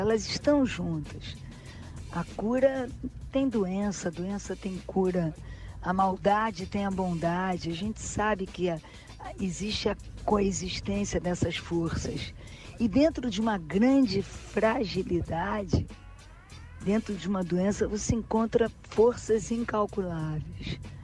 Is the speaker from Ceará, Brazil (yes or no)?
no; Rio de Janeiro, Brazil; Eu sou super carioca, sabe? Gosto de ser. Eu sempre falo que antes de ser brasileira eu sou carioca